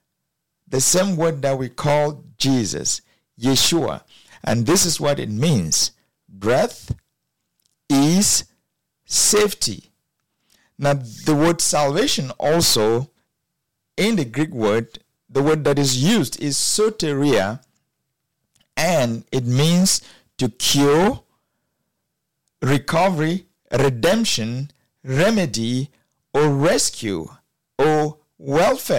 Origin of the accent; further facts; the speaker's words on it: Cameroon; I grew up in Cameroon